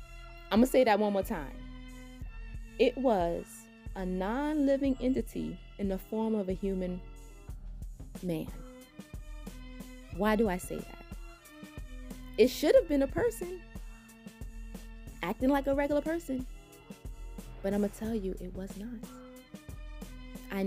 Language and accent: English; New York City, New York, United States; accent: New York twang; I am a New Yorker at heart. I have been riding the subway since a little girl.